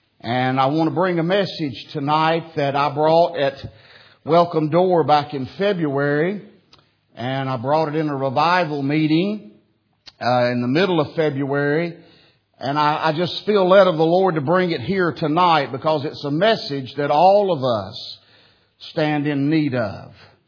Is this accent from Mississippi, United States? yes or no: no; North Carolina, United States; I'm from North Carolina, born and raised in North Carolina, and I talk like I'm from North Carolina.